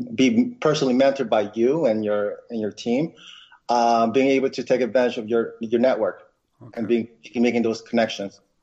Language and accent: English; Westchester County, New York, United States; also born or lived in Philippines; I came to New York when I was eight. Um, so pretty much, I grew up in um, in Westchester County